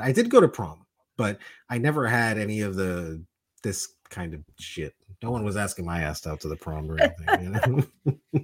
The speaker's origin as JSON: {"language": "English", "town": "Miami", "region": "Florida", "country": "United States", "tie": "born or raised there", "also_born_or_lived": "New York", "said": "I was born in New York, I was raised in Miami"}